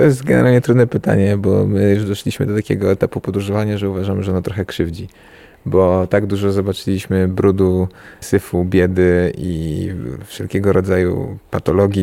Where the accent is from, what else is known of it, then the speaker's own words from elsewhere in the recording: Warsaw, Masovian Voivodeship, Poland; my jesteśmy, pochodzimy z Warszawy